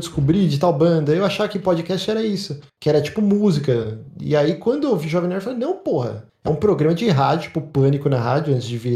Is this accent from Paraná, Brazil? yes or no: no; São Paulo, Brazil; sou da Moca, meu.